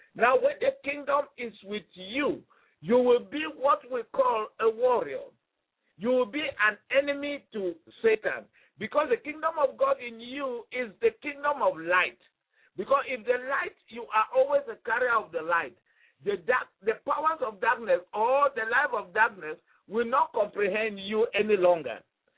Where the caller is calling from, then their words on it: Kensington, Kansas, United States; And I'm talking from Kensington in Kansas, the U.S.